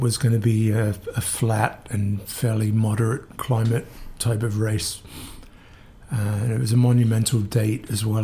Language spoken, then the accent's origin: English; Northampton, East Midlands, United Kingdom; moved away as an adult; also born or lived in Kingston; now in New York, United States; I am from a town called Northampton in the middle of England